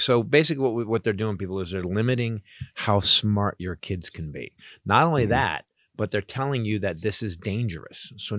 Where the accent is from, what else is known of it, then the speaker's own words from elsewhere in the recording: Florida, United States; I'm also from Florida in the last generation.